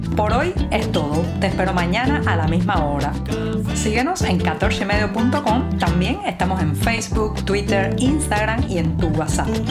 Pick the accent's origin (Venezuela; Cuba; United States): Cuba; also born or lived in Havana; tantos y tantos cubanos